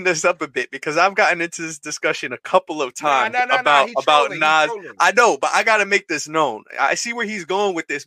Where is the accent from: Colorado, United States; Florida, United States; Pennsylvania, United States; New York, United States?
New York, United States; I'm from Queens.